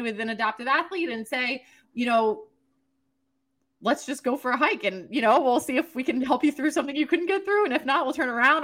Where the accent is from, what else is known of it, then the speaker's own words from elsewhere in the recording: East Coast, United States; now in New Hampshire, United States; born and raised on the East Coast